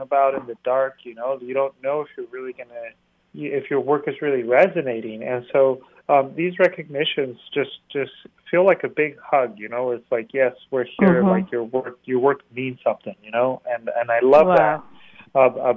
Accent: Mexico; our identity as Mexicans

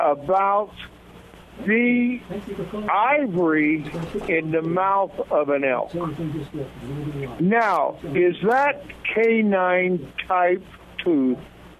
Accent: Montana, United States; because I come from Montana

